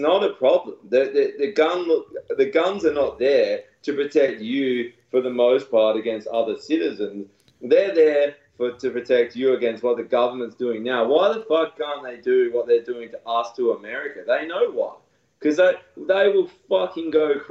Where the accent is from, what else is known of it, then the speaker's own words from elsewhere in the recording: Australia; as an Australian